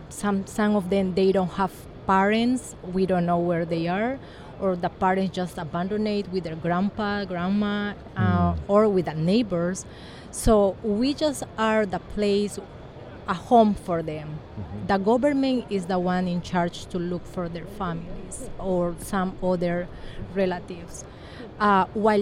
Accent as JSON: {"language": "English", "country": "Peru", "second_language": "English", "said": "I'm from Peru"}